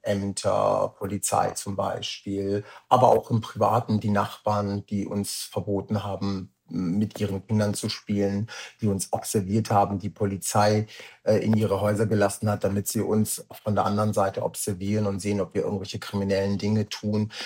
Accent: Rüsselsheim, Hesse, Germany; also born or lived in Darmstadt; Meine Mutter ist dann schwanger geworden und ich bin in Rüsselsheim geboren

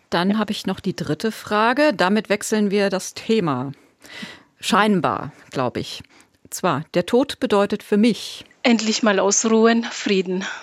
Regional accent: Madagascar; Wenn ich an meine Heimat Madagaskar denke, kommt mir zuerst in den Sinn? Reis.

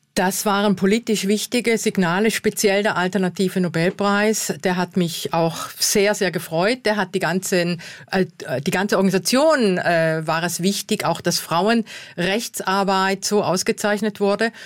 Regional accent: South Tyrol, Trentino-Alto Adige, Italy

